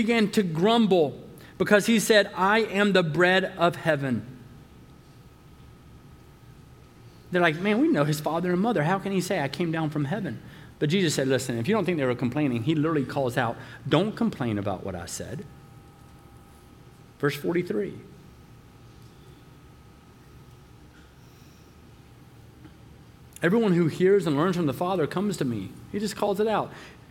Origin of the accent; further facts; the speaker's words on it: the South, United States; I'm from the South